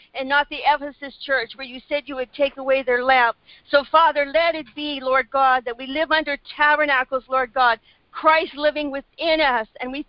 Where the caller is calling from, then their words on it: Canada; So, Father, I believe this today for America. I'm praying from Canada.